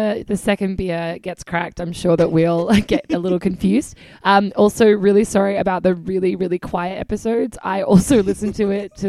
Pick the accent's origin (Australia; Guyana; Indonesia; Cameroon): Australia; South Australia; now in New York, United States; my state colors back home in South Australia.